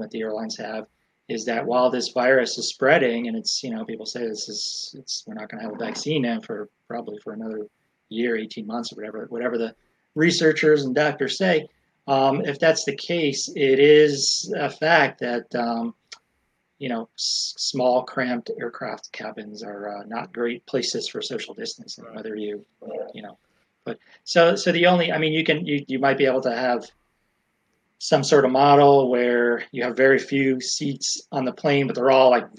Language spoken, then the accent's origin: English; Florida, United States; my home state of Florida